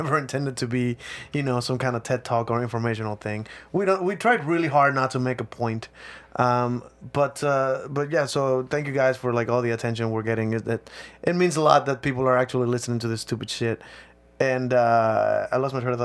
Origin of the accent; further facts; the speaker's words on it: Mexico; moved away; I grew up in Mexico, too